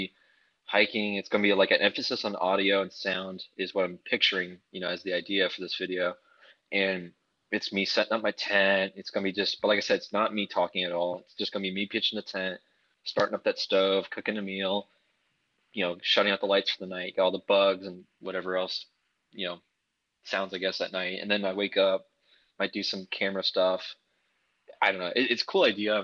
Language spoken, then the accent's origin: English; Dayton, Ohio, United States; my hometown of Dayton, Ohio